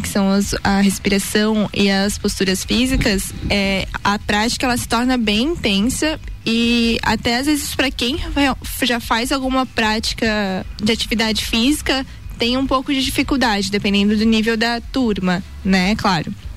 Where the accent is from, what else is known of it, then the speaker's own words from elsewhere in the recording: Blumenau, Santa Catarina, Brazil; eu sou de Blumenau